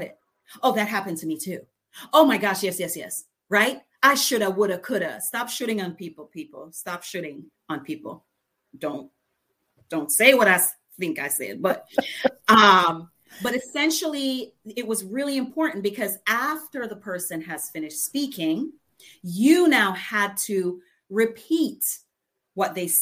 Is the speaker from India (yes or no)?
no; Jamaica; accent: patois; I'm from Jamaica. So ever so often my patois comes out